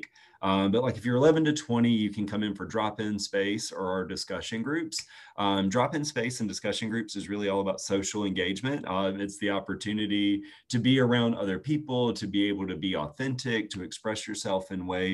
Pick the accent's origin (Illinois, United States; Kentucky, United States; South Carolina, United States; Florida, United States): South Carolina, United States; Chester; I grew up in Chester, South Carolina, grew up on a farm